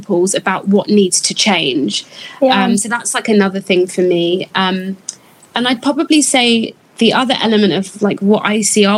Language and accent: English; United Kingdom; being a British-born Ghanaian